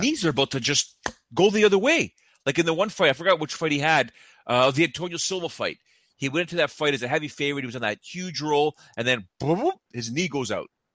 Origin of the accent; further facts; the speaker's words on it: just north of Toronto, Ontario, Canada; I'm from just, uh, from just north of Toronto